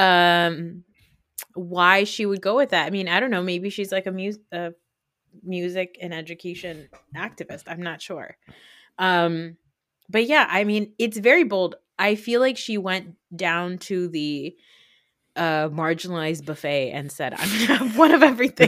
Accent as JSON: {"language": "English", "country": "United States", "tie": "born or raised there", "also_born_or_lived": "Saudi Arabia", "said": "coming to America, as, like, a little fat girl"}